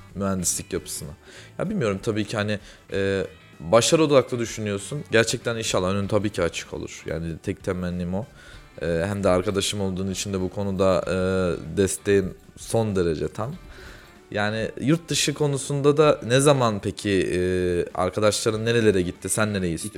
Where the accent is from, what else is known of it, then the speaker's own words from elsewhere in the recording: Kayseri Province, Turkey; Ben Kayseriliyim